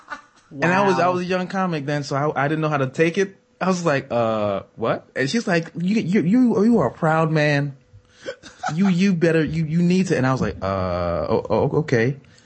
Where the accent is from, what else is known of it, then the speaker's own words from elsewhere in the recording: Jamaica; I'm Jamaican.